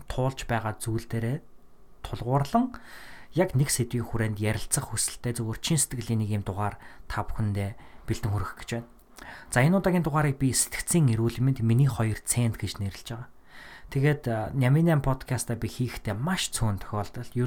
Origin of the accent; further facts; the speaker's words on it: Mongolia; also born or lived in Minnesota, United States; now in United States; Монголдоо одоо буцаж очих зорилготой